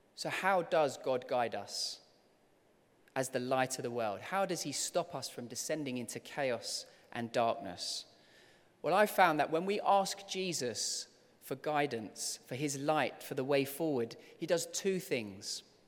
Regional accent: London, United Kingdom; as a kid, I loved growing up here in London, and I loved, um, being here as a child.

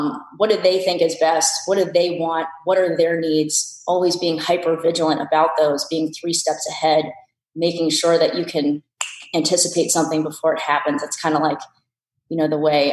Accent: New Jersey, United States; also born or lived in San Francisco, California; I was born in San Francisco. I lived there until I was five and then we moved to New Jersey

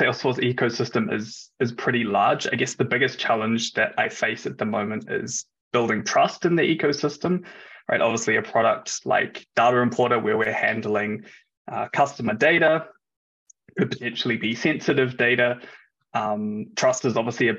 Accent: New Zealand; moved away as an adult; now in Germany; I'm originally from New Zealand, which is obviously on the other side of the world

